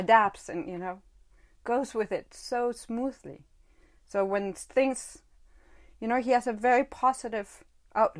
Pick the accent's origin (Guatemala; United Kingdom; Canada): Guatemala; also born or lived in Northern California; now in Czech Republic; I came from where I grew up in Guatemala.